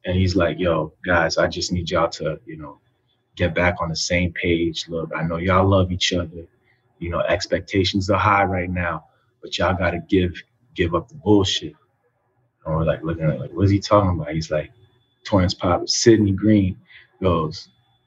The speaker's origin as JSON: {"language": "English", "town": "Paris", "region": "Île-de-France", "country": "France", "tie": "born or raised there", "also_born_or_lived": "New York City, United States", "moved": "yes", "said": "I was born in New York City, and then when I was about 3-4 years old, we moved back to France, to Paris"}